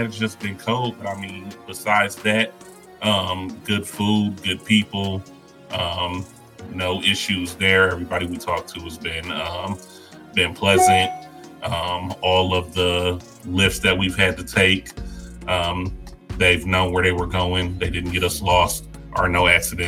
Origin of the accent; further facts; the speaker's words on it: Detroit, Michigan, United States; now in Arizona, United States; I'm from Detroit originally, so you would think I'm used to the cold, but I've been in Arizona for about 17 years now.